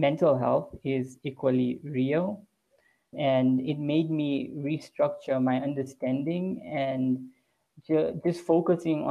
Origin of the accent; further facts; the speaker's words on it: Lusaka, Lusaka Province, Zambia; born and bred in Lusaka, Zambia, third generation Zambian, went to medical school in Zambia